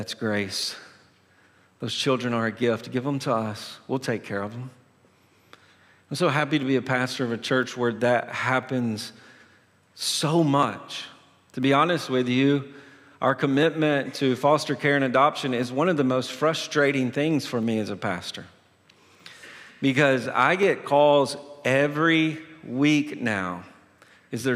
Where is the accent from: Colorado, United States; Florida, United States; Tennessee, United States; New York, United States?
Tennessee, United States; moved away; I'm originally from Tennessee